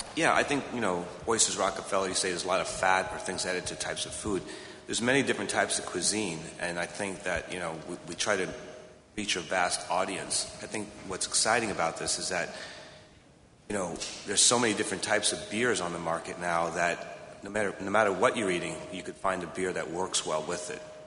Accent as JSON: {"language": "English", "town": "Freeport", "region": "New York", "country": "United States", "tie": "born or raised there", "also_born_or_lived": "Miami", "moved": "yes", "said": "I grew up on Freeport, Long Island"}